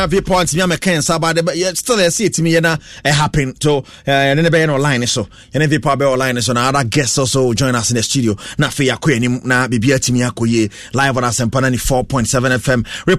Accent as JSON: {"language": "English", "town": "Nungua", "region": "Greater Accra", "country": "Ghana", "said": "I'm coming from Nungwa. I greet my Nungwa YPG members all."}